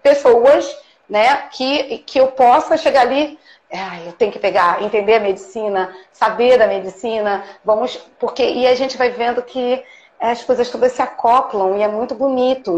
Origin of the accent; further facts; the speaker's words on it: Brazil; eu sou brasileira